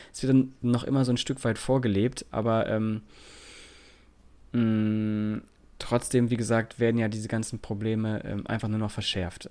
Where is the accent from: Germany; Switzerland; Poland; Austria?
Germany; Lower Saxony; bei uns in Niedersachsen